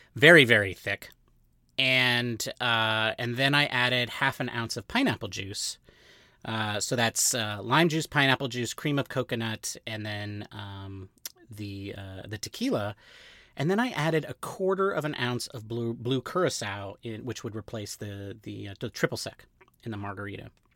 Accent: California, United States; We, we are Mexican. And, uh, and so we are, you know, and we're, but we grew up in California.

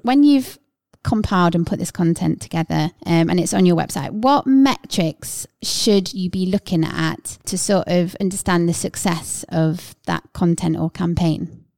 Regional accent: Midlands, United Kingdom; we're from the Midlands

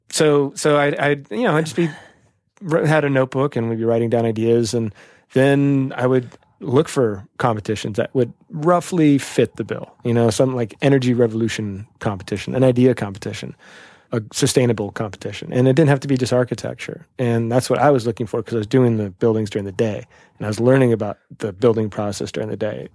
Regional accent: Portland, Oregon, United States; now in New York, United States; I grew up In Portland, Oregon

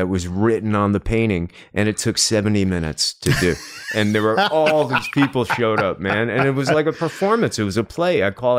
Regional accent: New York, United States; I grew up outside of Manhattan.

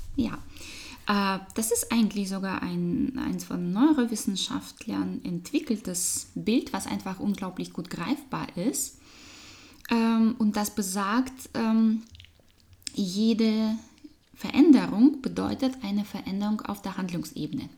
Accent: Russia; German is a second language; moved away; Mensch, Frau, Russin, äh, Business Trainerin, äh, Change Beraterin und Coach äh, mit sehr viel internationalem Hintergrund. Das hört man meinem Akzent

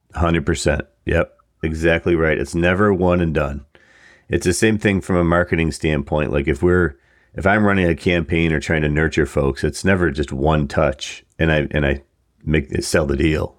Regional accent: Buffalo, New York, United States; being from Buffalo, we're both actually from Buffalo area.

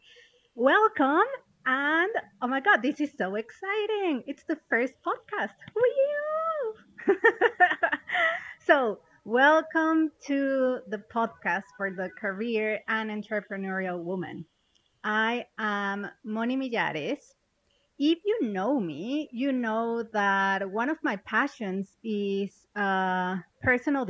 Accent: Mexico; moved away as an adult; also born or lived in London; now in Malaysia; I'm originally from Mexico.

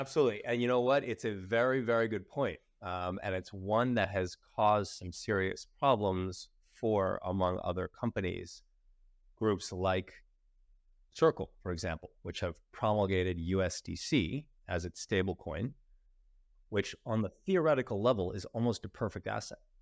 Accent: United States; I'm American

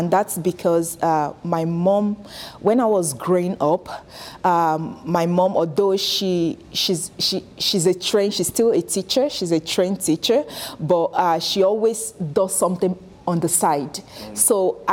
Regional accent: Nigeria; moved away as an adult; now in Canada; I'm originally from Nigeria. I moved to Canada in 2020.

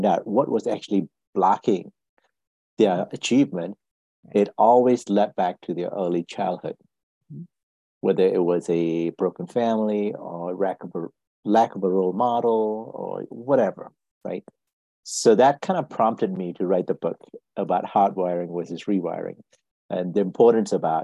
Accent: Malaysia; moved away as an adult; now in United States; I'm originally from Malaysia. I came to this country back in 1985 to go to school and work myself

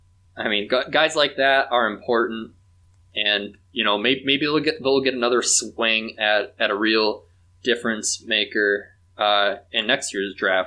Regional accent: Wauwatosa, Wisconsin, United States; He's moving to a nice home in Wauwatosa, Wisconsin, where I was born and raised just outside of Milwaukee.

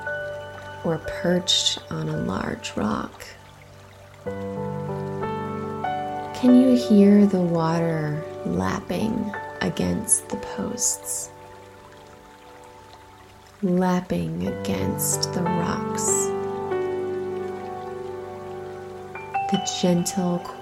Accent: Midwest, United States; I grew up near lakes in the Midwest

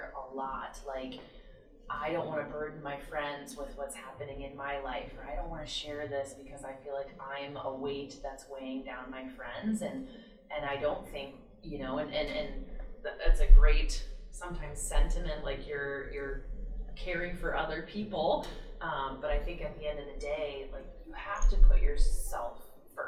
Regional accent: Iowa, United States; So I grew up in Iowa

